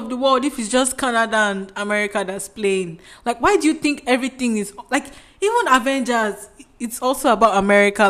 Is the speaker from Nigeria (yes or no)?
yes; Nigeria; I'm Nigerian